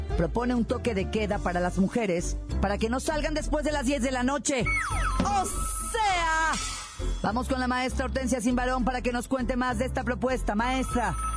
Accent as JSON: {"language": "Spanish", "country": "Mexico", "said": "los ciudadanos mexicanos"}